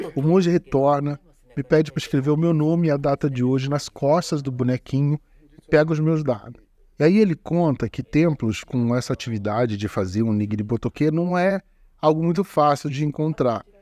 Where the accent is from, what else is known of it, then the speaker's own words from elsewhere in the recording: Rio de Janeiro, Brazil; Como bom carioca